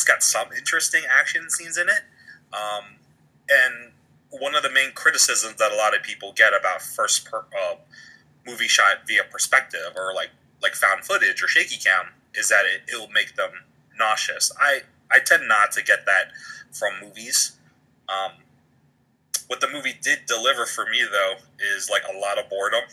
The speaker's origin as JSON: {"language": "English", "town": "Baltimore", "region": "Maryland", "country": "United States", "said": "I'm from Baltimore"}